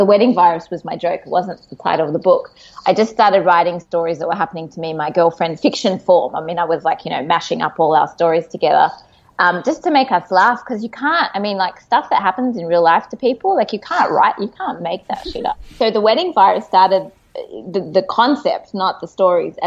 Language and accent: English; Australia; now in Tel Aviv, Israel; I'm Australian and I live in Tel Aviv